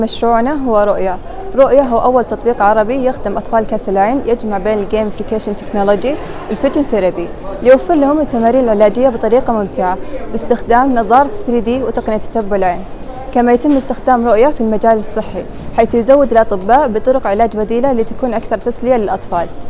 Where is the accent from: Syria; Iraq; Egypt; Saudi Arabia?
Saudi Arabia; احنا طالبات من المملكة العربية السعودية